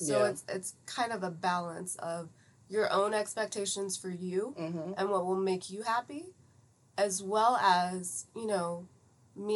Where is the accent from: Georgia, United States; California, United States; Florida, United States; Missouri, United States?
Georgia, United States; Atlanta; also born or lived in Iran; Grew up in Atlanta, all over the place